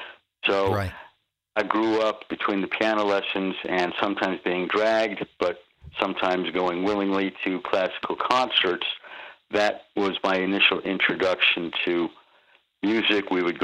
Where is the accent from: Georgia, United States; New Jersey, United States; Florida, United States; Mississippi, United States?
New Jersey, United States; Livingston; I grew up in Livingston, New Jersey, now known for being the place where Chris Christie went to high school, but I went to high school there first. And Livingston was outside of New York City